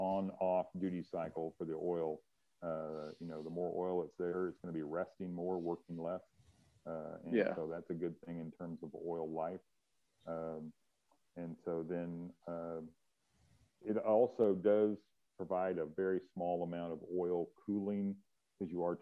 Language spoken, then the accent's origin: English; Kansas, United States; I grew up in Kansas and we had salt on the roads there all the time